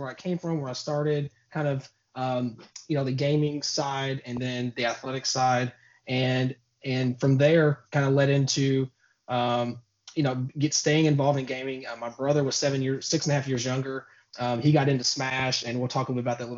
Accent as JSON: {"language": "English", "town": "Louisville", "region": "Kentucky", "country": "United States", "tie": "born or raised there", "said": "born and raised in Louisville, Kentucky"}